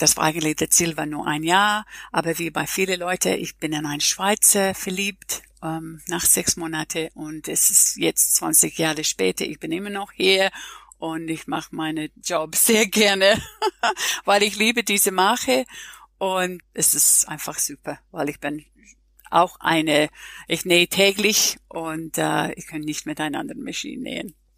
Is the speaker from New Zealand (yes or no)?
yes; New Zealand; German is a second language; moved away as an adult; now in Switzerland; Ich komme ursprünglich aus Neuseeland